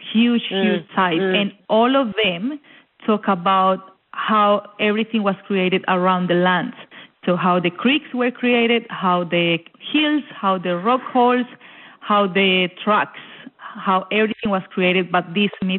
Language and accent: English; Colombia; moved away as an adult; also born or lived in Melbourne, Australia; now in Warburton, Australia; Colombia, yes, I am from Colombia